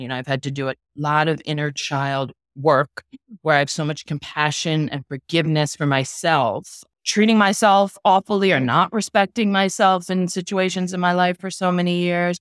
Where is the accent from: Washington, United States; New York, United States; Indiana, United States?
New York, United States; New York City; now in Miami, United States; I'm from New York City. I live in Miami now